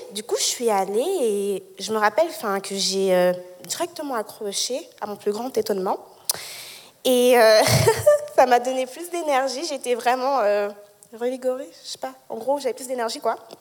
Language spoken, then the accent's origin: French; Lausanne, Vaud, Switzerland; also born or lived in Geneva; je suis née à Genève, mais j'ai grandi à Lausanne